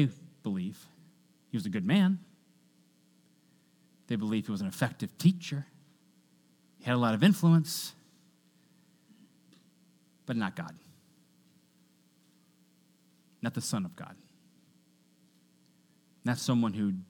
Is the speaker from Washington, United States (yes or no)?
yes; Washington, United States; I grew up in Washington State